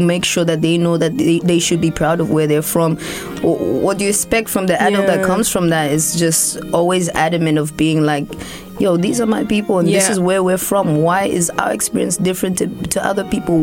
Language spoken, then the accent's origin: English; Botswana; also born or lived in Zambia / United States; now in Australia; I was raised in Botswana